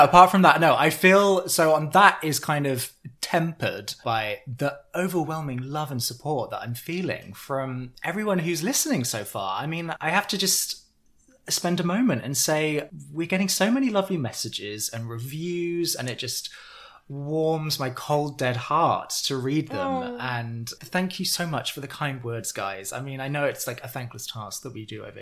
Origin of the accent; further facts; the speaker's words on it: United Kingdom; We're British after all